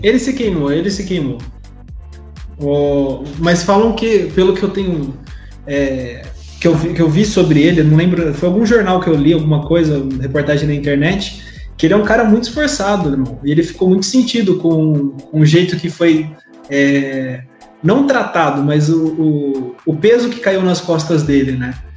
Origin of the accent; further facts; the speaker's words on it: Araraquara, São Paulo, Brazil; Eu sou de aqui, de, daqui de Araraquara